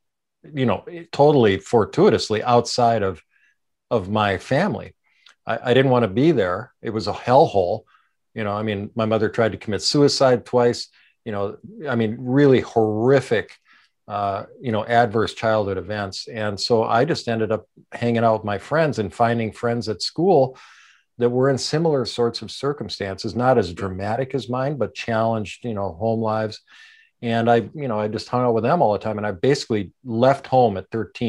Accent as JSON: {"language": "English", "town": "Minneapolis", "region": "Minnesota", "country": "United States", "tie": "born or raised there", "said": "I grew up in Minneapolis"}